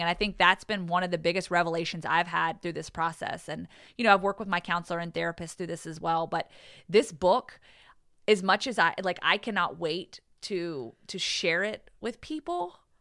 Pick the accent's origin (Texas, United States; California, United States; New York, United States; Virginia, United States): Virginia, United States; Pearisburg; moved away; she works in the recovery community at Radford University, which is close to my hometown.